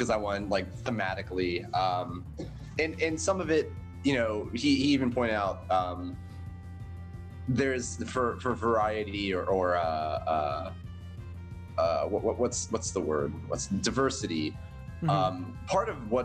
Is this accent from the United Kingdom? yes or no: no; Puerto Rico; I'm Puerto Rican